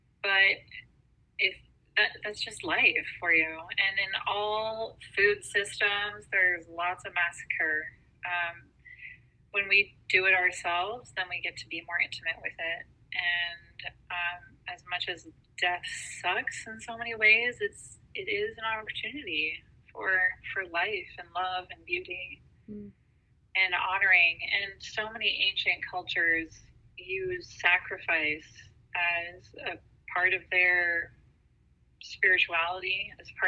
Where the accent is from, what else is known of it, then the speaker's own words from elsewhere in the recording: San Diego, California, United States; I'm from San Diego. Yeah, I'm like